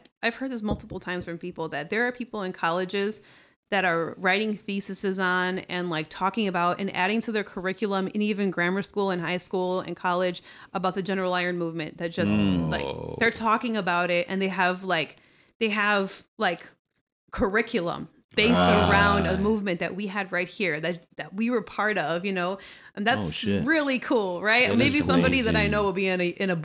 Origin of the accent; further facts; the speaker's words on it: Chicago, Illinois, United States; also born or lived in Pilsen, Chicago / Cicero, Illinois; I identify with the culture of my people that I grew up